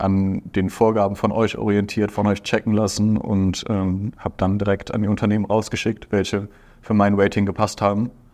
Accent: Aachen, North Rhine-Westphalia, Germany; Ich komme aus Aachen.

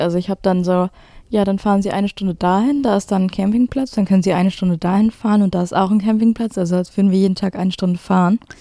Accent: Duisburg, North Rhine-Westphalia, Germany; ich bin aus Duisburg

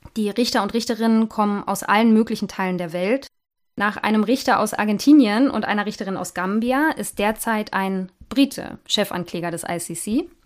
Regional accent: Germany; bei uns in Deutschland

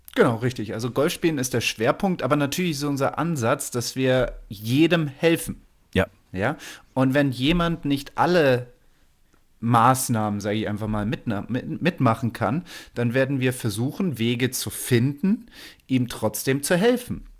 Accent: Germany; bei uns in Deutschland

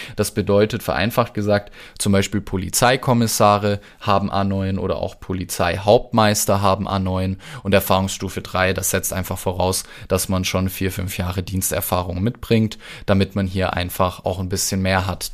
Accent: Stuttgart, Baden-Württemberg, Germany; bei mir im Süden, ich komme ja aus Stuttgart

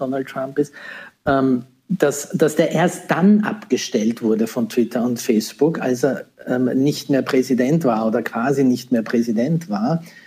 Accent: Austria; hier in, in, meinem Heimatland, in Österreich

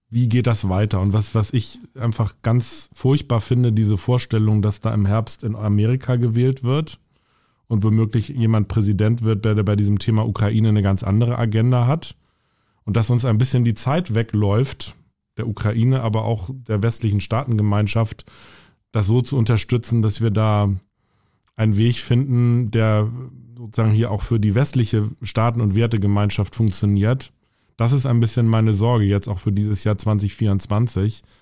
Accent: Hamburg, Germany; Also ich bin selber in der evangelischen Kirche da bei uns in Hamburg-Volksdorf und äh, da sehr verwurzelt, wirklich von der Kinderbibelwoche

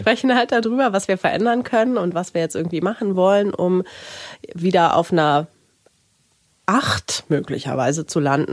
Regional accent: Rhineland, Germany; Ich komme ja aus dem Rheinland

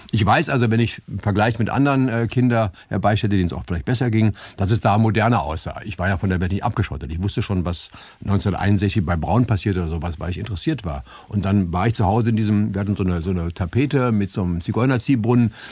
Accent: Berlin, Germany; ich bin ja in, in Charlottenburg zur Schule gegangen auf dem musischen Gymnasium

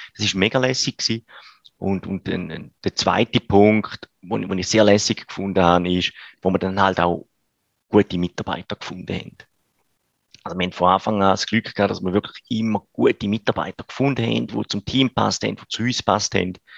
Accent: Switzerland; bei uns in der Schweiz

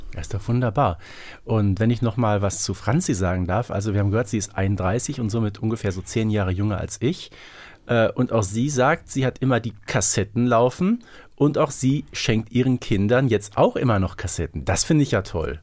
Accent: Herten, North Rhine-Westphalia, Germany; bei uns in Herten

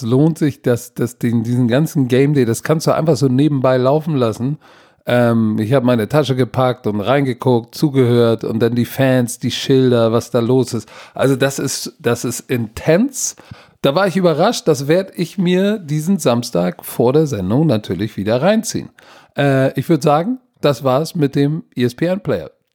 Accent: Germany; als Deutscher

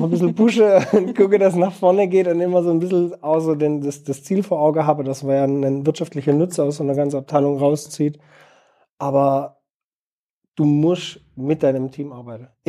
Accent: Heilbronn, Baden-Württemberg, Germany; now in Bielefeld, Germany; Äh, Heilbronn.

